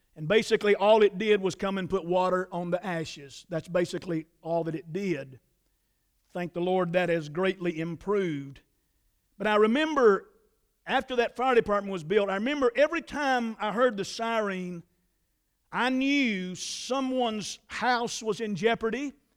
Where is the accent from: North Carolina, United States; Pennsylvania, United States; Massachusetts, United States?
North Carolina, United States; Statesville; I was raised in the Trinity community in Iredell County. That's about four or five miles outside of Statesville